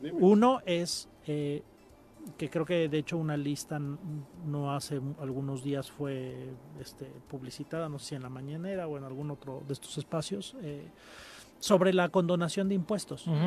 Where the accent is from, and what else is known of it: Mexico